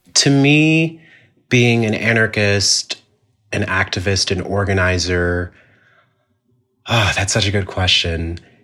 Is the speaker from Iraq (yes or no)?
no; Jamaica; it has taught me a lot about being Jamaican